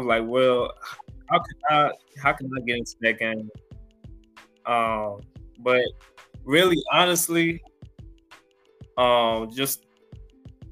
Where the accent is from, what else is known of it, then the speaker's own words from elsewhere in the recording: Belleville, Illinois, United States; also born or lived in St. Louis, Missouri; I grew up in Belleville, Illinois. I was raised in St. Louis